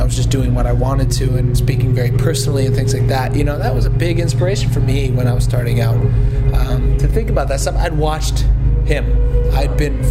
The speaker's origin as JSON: {"language": "English", "country": "Canada", "accent": "Canadian", "said": "I am from Canada"}